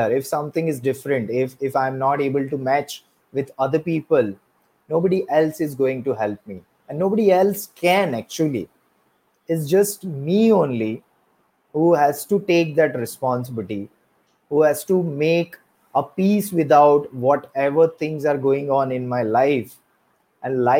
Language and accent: English; Surat, Gujarat, India; I'm from Surat, Gujarat, but originally I'm not from Surat.